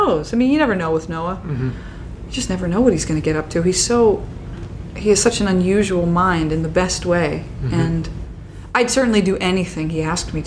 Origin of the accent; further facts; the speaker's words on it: Midwest, United States; I'm from the Midwest